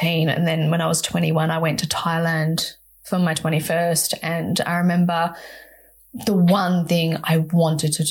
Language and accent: English; Perth, Western Australia, Australia; growing up in Perth, Western Australia